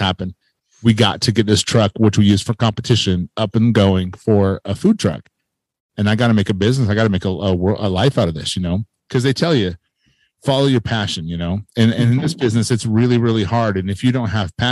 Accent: Lehi, Utah, United States; I'm from Lehigh, Utah

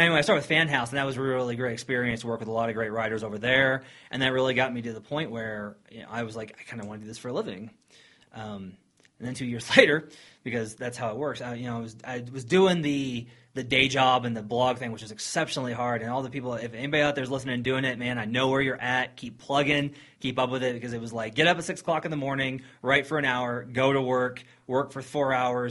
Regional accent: northwest Arkansas, United States; moved away as an adult; also born or lived in Kansas City / Missouri / Austin, Texas; now in Colorado, United States; I was born in Kansas City and raised in northwest Arkansas

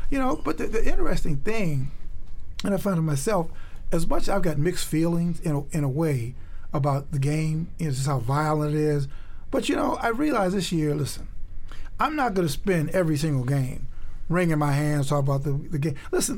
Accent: Chicago, Illinois, United States; I grew up in Chicago.

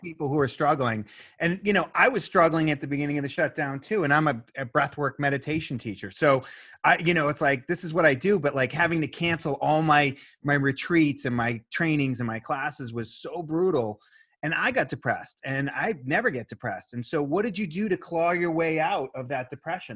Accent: Boston, Massachusetts, United States; I'm from Boston

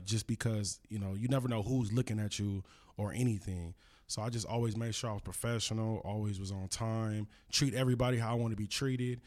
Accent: Los Angeles, California, United States; I'm from L A, you know, I'm from Cali

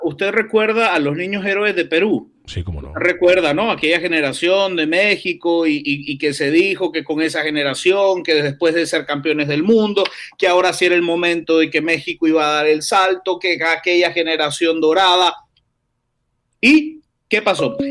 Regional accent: Nicaragua; soy nicaragüense

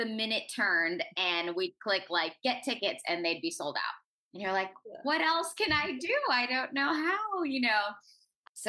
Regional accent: Orange County, California, United States; I'm originally from Orange County, California. I went to an arts high school growing up

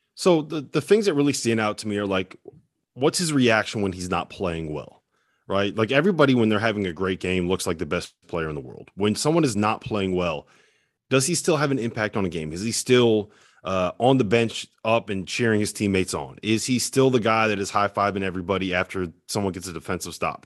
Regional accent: Connecticut, United States; I'm from Connecticut, big Yukon guy

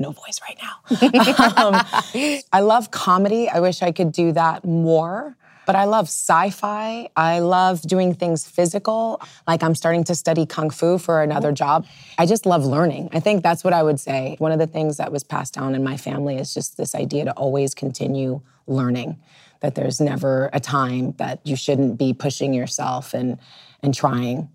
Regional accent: New York City, New York, United States; growing up in the Lower East Side at that particular moment

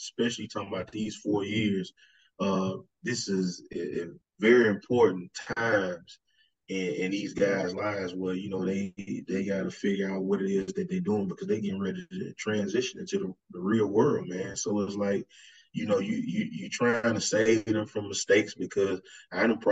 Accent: Alabama, United States; moved away; also born or lived in Georgia; I'm from Alabama

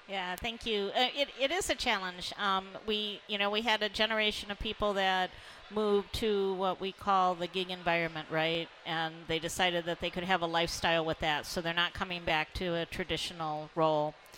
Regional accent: Detroit, Michigan, United States; I grew up in Detroit

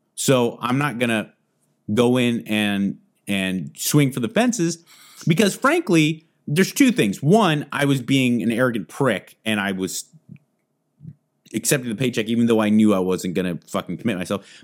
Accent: United States; Being born American

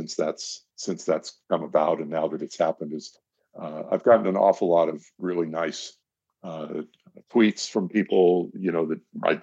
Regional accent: Los Angeles, California, United States; I was growing up in the San Fernando Valley at the time, and I was like 7, 8, 9 years old

